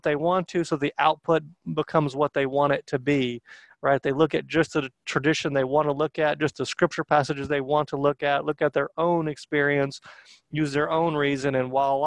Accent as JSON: {"language": "English", "region": "North Georgia", "country": "United States", "said": "I'm from North Georgia"}